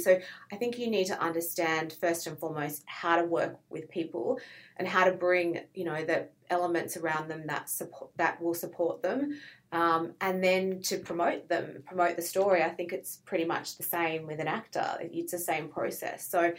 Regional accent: Sydney, New South Wales, Australia; From Sydney.

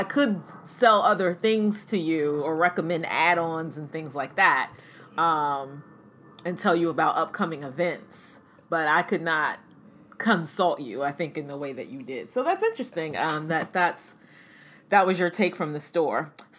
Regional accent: Maryland, United States; we grew up in Maryland in the suburbs of Washington, D.C.

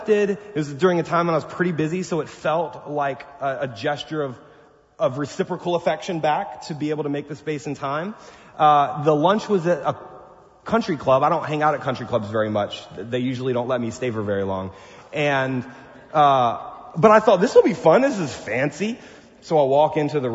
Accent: the South, United States; I'm from the South

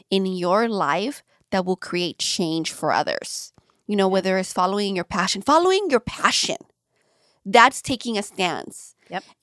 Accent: Long Beach, California, United States; I grew up, yeah, I grew up in LA. Um, in a little city um, in LA County, Lynwood. I grew up in Paramount North, Long Beach.

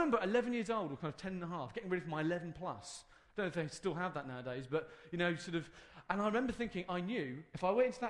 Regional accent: United Kingdom; we're British

